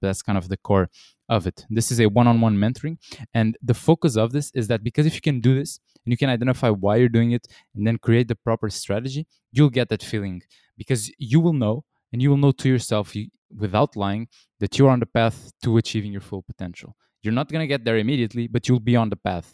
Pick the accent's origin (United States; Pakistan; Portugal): Portugal; I'm from Portugal in Europe originally